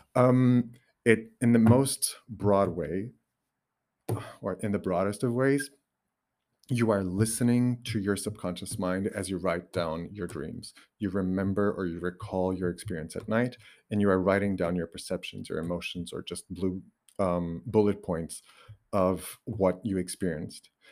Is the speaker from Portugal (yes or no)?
yes; Portugal; first language Portuguese; English is a second language; English is not my, uh, my mother tongue. It's my second language, but I actually use it more naturally now than even Portuguese.